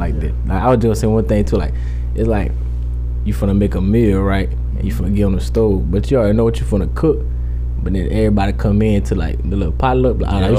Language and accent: English; Boulder City, Nevada, United States; I'm from Boulder City. Like, I mean, everybody got that hood.